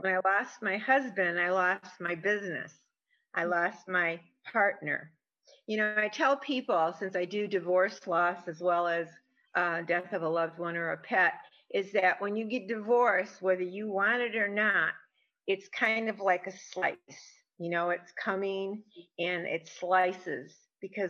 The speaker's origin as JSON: {"language": "English", "region": "Michigan", "country": "United States", "moved": "as an adult", "lives_now": "Arizona, United States", "said": "originally I'm from Michigan. I'm now in Arizona. I've been here for 30 some years"}